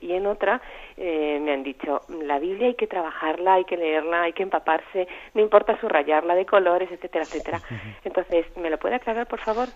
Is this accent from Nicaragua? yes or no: yes; Nicaragua; now in Seville, Spain; soy de Nicaragua y vivo ahora en Sevilla